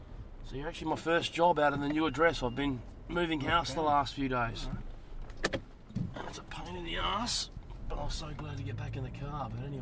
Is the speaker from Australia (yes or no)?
yes; Salisbury, South Australia, Australia; I'm from Salisbury, so I grew up in Salisbury